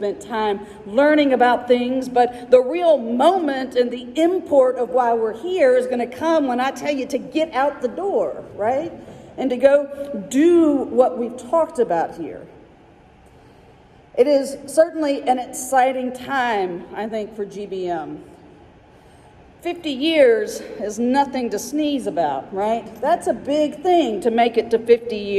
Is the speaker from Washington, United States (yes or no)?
no; Mobile, Alabama, United States; also born or lived in Tuscaloosa, Alabama / Birmingham, Alabama; I was born in Alabama. I've lived my whole life in Alabama. I was born in Mobile, which means I will always be a Mobilian no matter how far I'm away from home.